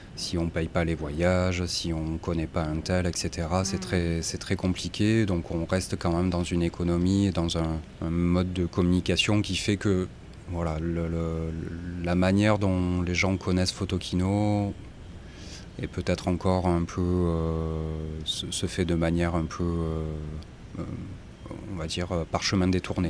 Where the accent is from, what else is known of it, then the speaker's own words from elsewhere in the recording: Marseille, Provence-Alpes-Côte d'Azur, France; moi je suis marseillais